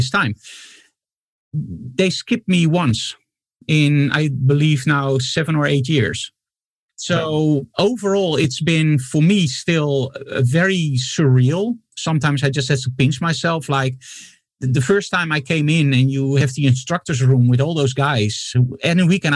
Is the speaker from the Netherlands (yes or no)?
yes; Netherlands; from the Netherlands.